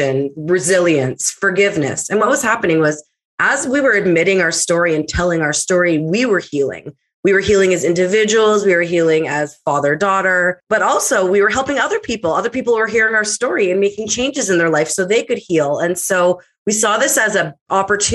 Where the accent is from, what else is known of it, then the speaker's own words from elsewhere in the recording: Winnipeg, Manitoba, Canada; born and raised in Winnipeg, Manitoba, I am a child of divorce.